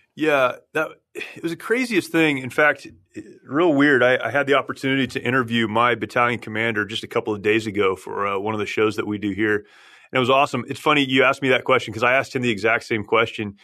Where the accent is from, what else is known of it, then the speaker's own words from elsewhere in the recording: San Jacinto, California, United States; that's where I grew up, uh, about fifteen minutes from here